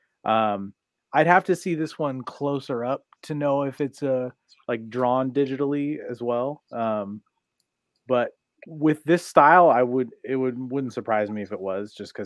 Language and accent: English; Portland, Oregon, United States; I'm from Portland, Oregon